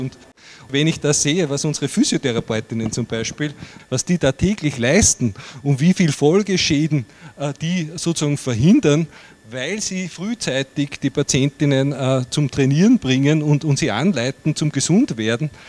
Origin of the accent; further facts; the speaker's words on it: Upper Austria, Austria; bei uns in Oberösterreich